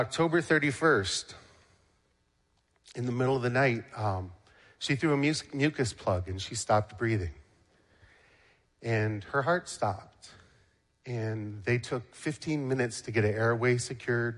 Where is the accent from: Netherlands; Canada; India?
Canada; now in United States; I am Canadian, but I'm a U.S. citizen now